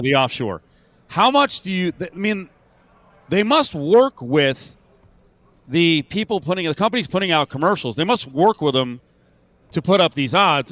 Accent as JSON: {"language": "English", "country": "United States", "moved": "as an adult", "lives_now": "Las Vegas, United States", "said": "I'm not from Southern California. I'm actually from the New Jersey, New York area, but I've been here in Vegas for like 25 years"}